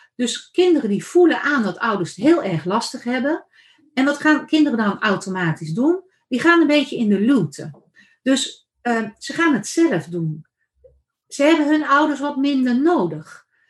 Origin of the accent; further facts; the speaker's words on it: Randstad, Netherlands; now in Achterhoek, Netherlands; ik kom van oorsprong uit de Randstad